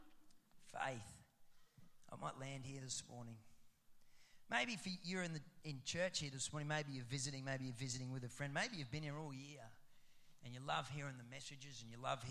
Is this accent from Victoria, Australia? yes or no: no; Roma, Queensland, Australia; I'm from Rome.